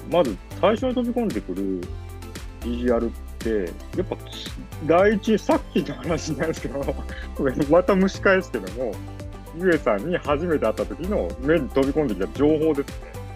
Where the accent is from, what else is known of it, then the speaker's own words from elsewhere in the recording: Yokkaichi, Mie, Japan; also born or lived in Osaka / Tokyo; now in Kanagawa, Japan; 私、三重県、最初紹介した三重県四日市市っていうところ出身なんですけども